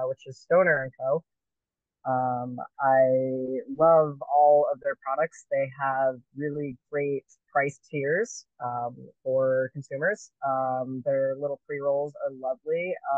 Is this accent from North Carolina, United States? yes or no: no; Southern California, United States; moved away; I grew up in Southern California